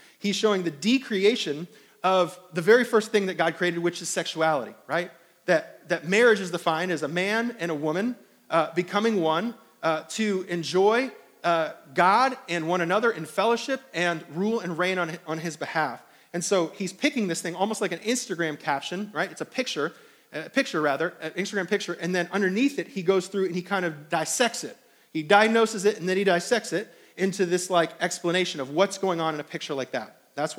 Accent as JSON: {"language": "English", "region": "New York", "country": "United States", "said": "I don't know if it's because I'm coming from New York and it's like all these palmetto bugs down here"}